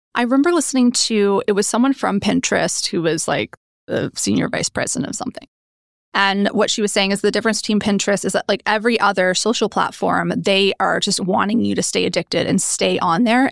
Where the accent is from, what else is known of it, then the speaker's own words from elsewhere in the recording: Oshawa, Ontario, Canada; moved away as an adult; also born or lived in Toronto / United Kingdom; I grew up in good old Oshawa